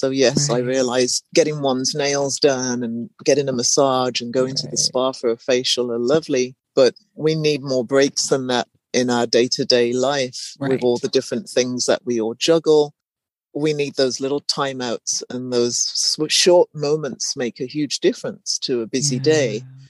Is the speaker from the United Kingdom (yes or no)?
yes; England, United Kingdom; And I've lived in different places, born and raised in England.